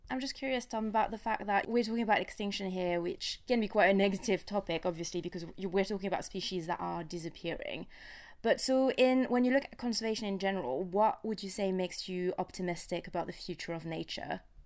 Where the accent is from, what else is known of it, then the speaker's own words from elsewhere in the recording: France; I grew up in France